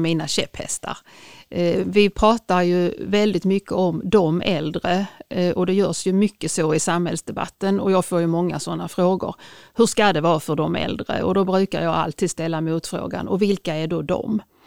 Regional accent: Sweden; jag är etnisk svensk och inte invandrare

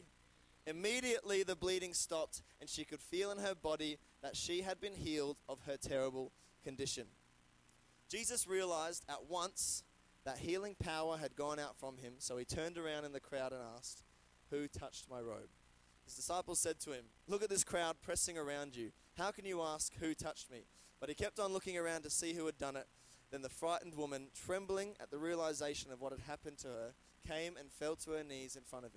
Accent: Brisbane, Queensland, Australia; moved away as an adult; now in Adelaide, Australia; I'm from Brisbane. I moved in the start of 2020.

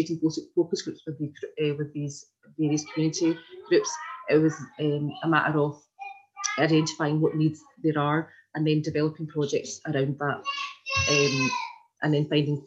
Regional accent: Glasgow, Scotland, United Kingdom; I grew up in Glasgow. So I was born here and I was raised here in the south side, in Pollock Shields

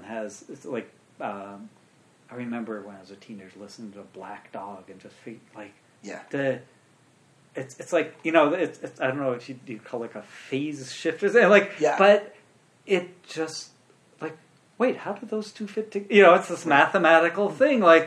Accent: Urbana, Illinois, United States; I actually grew up in the town I live in. I was born and raised in Urbana, Illinois

